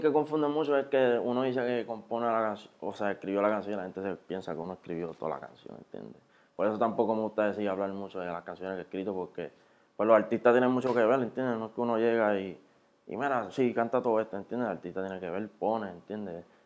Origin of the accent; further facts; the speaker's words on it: Carolina, Puerto Rico; yo soy de ahí de Carolina, de Residencia de San Martín y de la 65